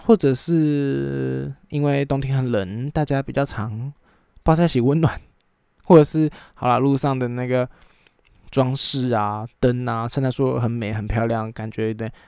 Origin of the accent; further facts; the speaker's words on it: Taiwan; 中华民国四个字对我们台湾人有什么样特别的意义